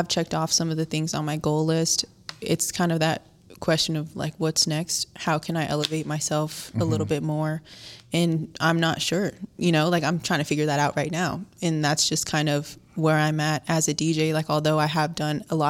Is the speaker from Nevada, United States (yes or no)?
yes; Las Vegas, Nevada, United States; I'm born and raised in Las Vegas.